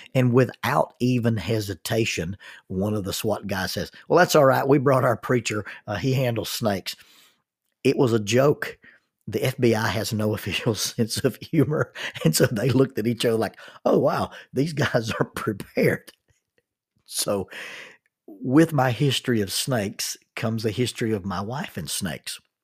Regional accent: the South, United States; I'm a, a minister and I'm from the South

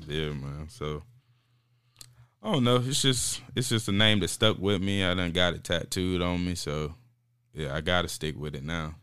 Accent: North Carolina, United States; also born or lived in Raleigh, North Carolina; I'm from Zeppelin, North Carolina

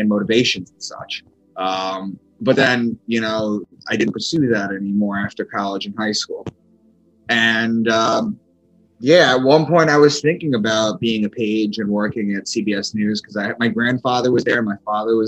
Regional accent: Long Island, New York, United States; moved away as an adult; also born or lived in Boston; I'm from Long Island. I had moved from Long Island to Boston

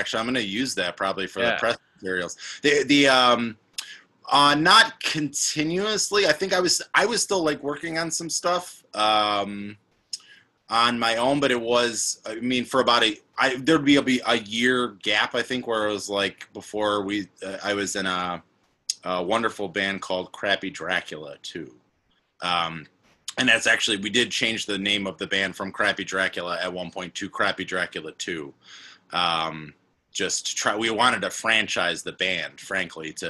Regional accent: Western New York, United States; moved away as an adult; also born or lived in Dunkirk, New York / Buffalo, New York; now in Milwaukee, United States; I was working at my hometown newspaper at the time after college

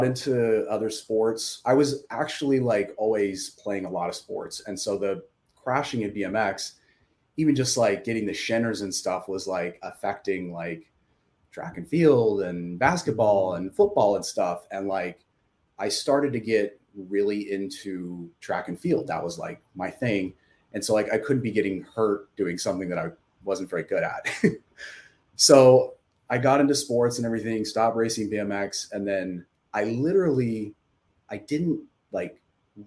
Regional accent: Santa Paula, California, United States; also born or lived in Camarillo, California / Los Angeles, California; now in Thousand Oaks, United States; I'm from the 805 area of Ventura County. Like I grew up in Santa Paula and Camarillo

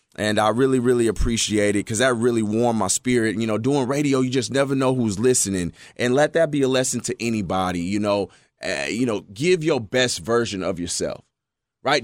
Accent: Texas, United States; growing up in Texas

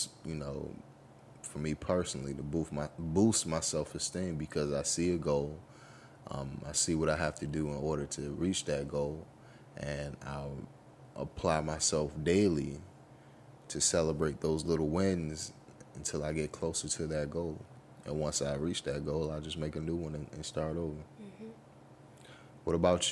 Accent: United States; as a youth, as a child, growing up in America

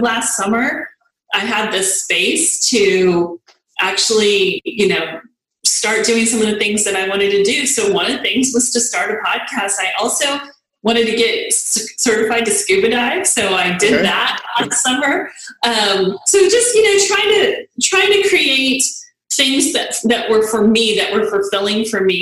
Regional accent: El Paso, Texas, United States; moved away as an adult; now in Dallas-Fort Worth, United States; I grew up in El Paso, and that's where I was born and raised

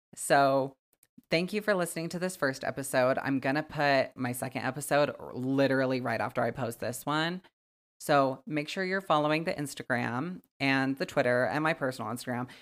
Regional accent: Wyoming, United States; I'm from Wyoming, born and raised, and I still fucking live here

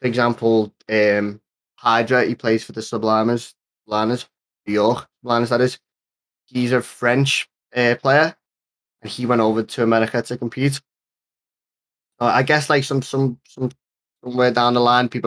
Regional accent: Liverpool, North West England, United Kingdom; I'm the kid from Liverpool

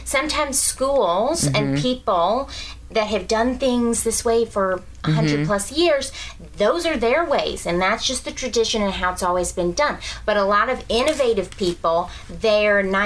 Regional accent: Birmingham, Alabama, United States; also born or lived in Memphis, Tennessee; now in New York, United States; Birmingham, Alabama, but I was born in Memphis, Tennessee. I grew up in Alabama.

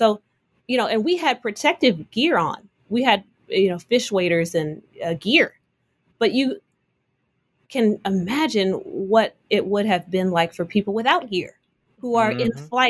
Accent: Oakland, California, United States; I'm from Oakland, California.

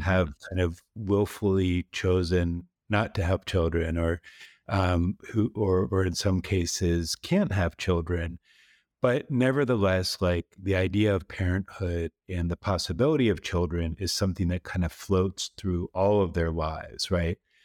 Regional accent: East Coast, United States; moved away as an adult; now in Texas, United States; I grew up on the East Coast.

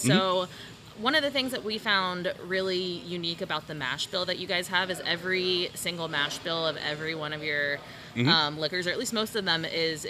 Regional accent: Cincinnati, Ohio, United States; I'm from Cincinnati.

